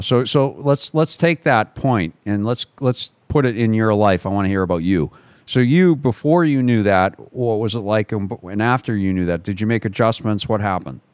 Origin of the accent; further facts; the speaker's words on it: United States; I'm an American